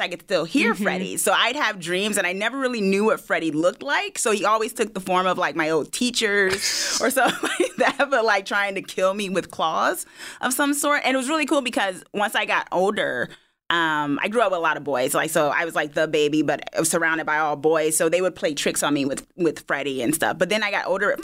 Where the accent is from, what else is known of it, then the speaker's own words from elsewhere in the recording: New Jersey, United States; moved away as an adult; now in Los Angeles, United States; I was born and raised in Jersey on the East Coast. I've been here about 3 years now, down in Los Angeles